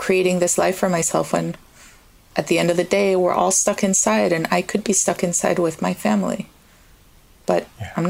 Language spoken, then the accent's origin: English; Costa Rica; moved away as an adult; now in United States; I was born and raised in Costa Rica